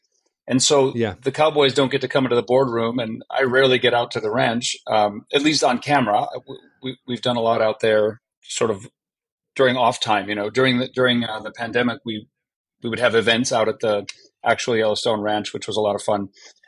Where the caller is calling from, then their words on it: Vancouver, British Columbia, Canada; Right now, I'm in Vancouver, British Columbia, Canada.